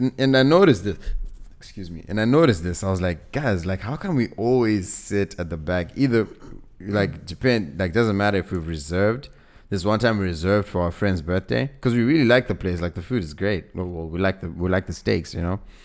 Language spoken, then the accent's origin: English; Zimbabwe; I'm, I'm from Zim, right? So we, we used to come to South Africa a lot